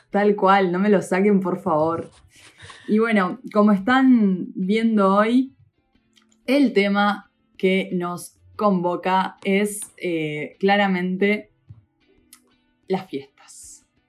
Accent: Uruguay; en Uruguay

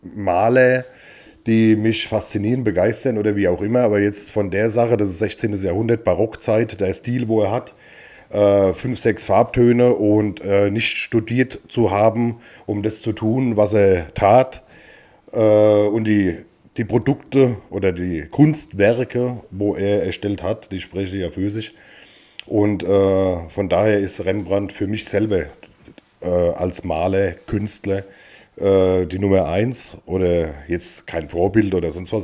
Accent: Wiesen, Bavaria, Germany; moved away; wir kommen quasi aus dem Landkreis Aschaffenburg, in dem Fall äh, aus Wiesen im Spessart

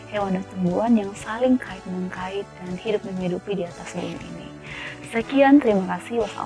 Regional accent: North Toraja, South Sulawesi, Indonesia; now in Makassar, Indonesia; Asal saya dari Toraja Utara, tepatnya uh, Kelurahan Panguli Penata Allah dan sangat bersyukur bisa lahir dan besar di Toraja

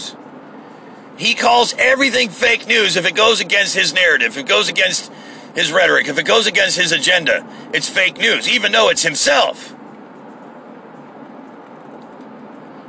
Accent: United States; as an American

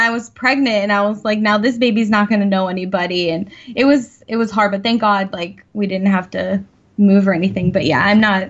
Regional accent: Naples, Florida, United States; also born or lived in New Hampshire; I'm born and raised in Naples, Florida.

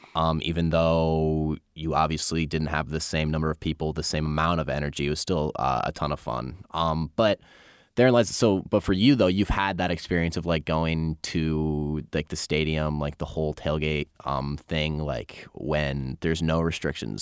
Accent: Northeast, United States; moved away as an adult; now in South Carolina, United States; I'm from the Northeast

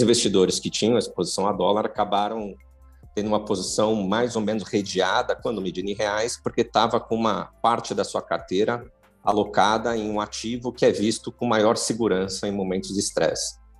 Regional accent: Santos, São Paulo, Brazil; moved away as an adult; now in São Paulo, Brazil; Não sou de São Paulo, sou de Santos. Vim para cá fazer faculdade e fiquei.

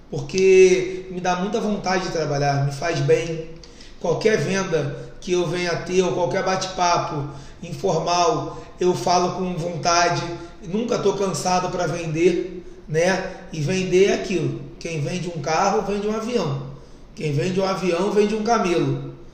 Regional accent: Bangu, Rio de Janeiro, Brazil; Vim de Bangu, comecei a trabalhar com, com automóvel aos meus 16 anos. Hoje tenho 32, então estou 16 anos no ramo.

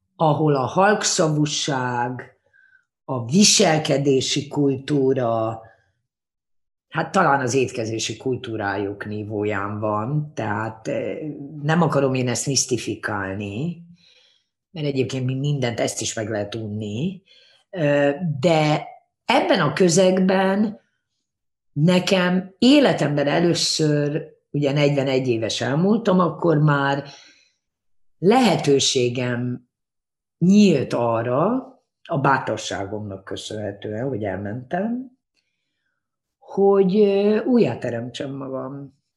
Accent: Hungary; first language Hungarian; moved away as an adult; also born or lived in Japan / London / Berlin; én abban nőttem fel Magyarországon

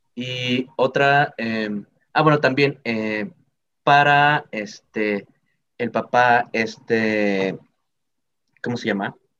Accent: Mexico; como mexicano

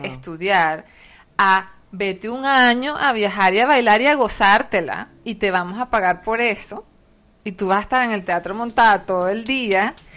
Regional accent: Venezuela; nosotros como venezolanos

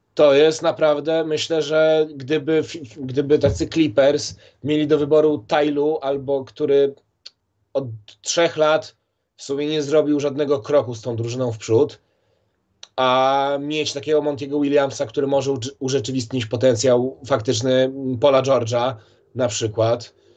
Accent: Warsaw, Masovian Voivodeship, Poland; ja jestem, wiesz, chłopak z Mokotowa

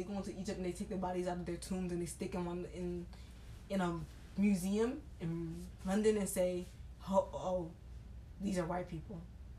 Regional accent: Haiti; they made us afraid to be Haitian

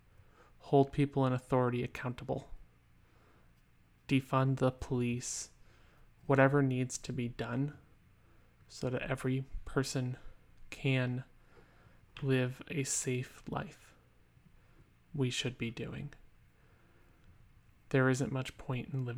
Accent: United States; my home country, the United States of America

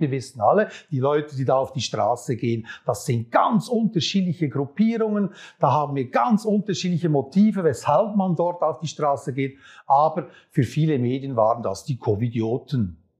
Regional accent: Switzerland; als Schweizer Bürger

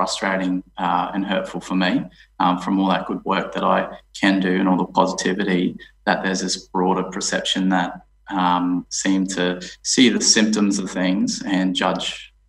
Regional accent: Townsville, Queensland, Australia; Yeah, so I actually grew up probably at a really interesting time in Townsville. So I was born in 91.

